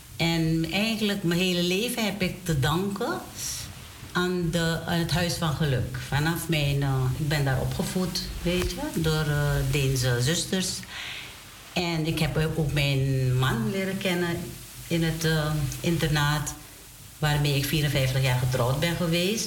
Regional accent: Domburg, Wanica, Suriname; moved away; ik ben geboren in Domburg

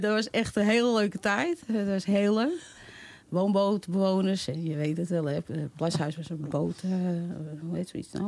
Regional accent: Amsterdam, North Holland, Netherlands; Ik ben een echte Amsterdamse

